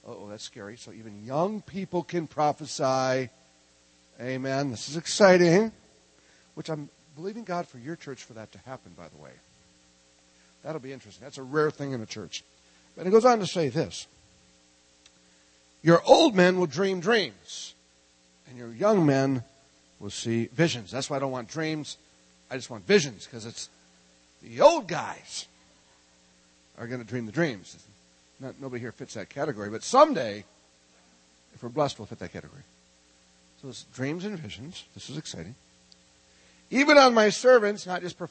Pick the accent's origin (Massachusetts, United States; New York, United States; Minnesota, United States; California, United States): Minnesota, United States; I'm from Minnesota.